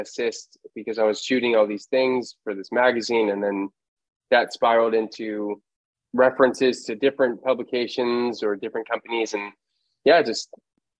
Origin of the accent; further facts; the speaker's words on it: Los Angeles, California, United States; Born and raised in Los Angeles